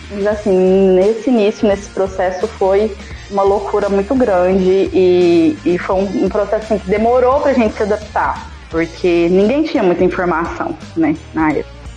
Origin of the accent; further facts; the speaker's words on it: Minas Gerais, Brazil; A gente morava na roça, e aí há pouco tempo a gente tinha se mudado pra cidade. Eu sou do interior de Minas.